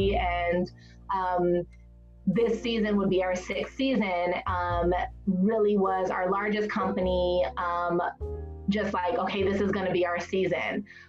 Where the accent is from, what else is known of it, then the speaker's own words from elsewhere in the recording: Atlanta, Georgia, United States; also born or lived in Wisconsin / New Jersey / Canada; now in Santa Barbara, United States; I'm from Atlanta, if you want to say I'm from somewhere. I moved around forever as a child from Wisconsin, New Jersey, Canada, Atlanta, but kind of like found home base in Atlanta.